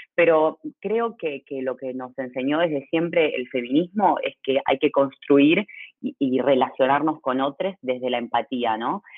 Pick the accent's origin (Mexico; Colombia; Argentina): Argentina; soy argentina